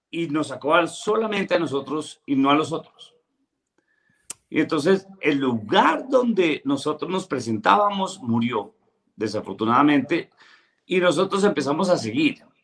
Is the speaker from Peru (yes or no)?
no; Bogotá, Colombia; mi, papá, mi papá era de Manizales, pero yo nací en Bogotá.